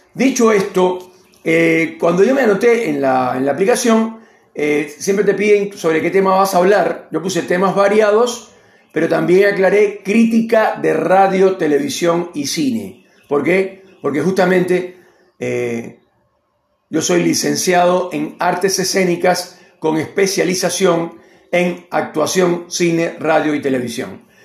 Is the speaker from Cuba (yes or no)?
yes; Cuba; moved away as an adult; also born or lived in Argentina; now in Neuquén, Argentina; soy cubano argentino, con mucho orgullo lo digo